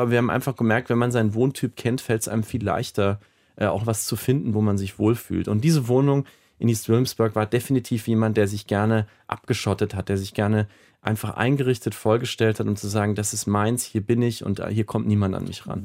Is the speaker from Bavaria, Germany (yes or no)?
yes; Nuremberg, Bavaria, Germany; now in New York, United States; Ich stamme ursprünglich aus Nürnberg